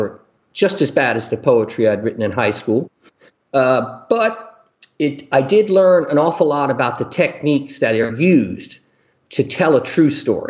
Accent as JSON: {"language": "English", "town": "Riverdale", "region": "Maryland", "country": "United States", "tie": "born or raised there", "said": "I grew up in Riverdale, Maryland"}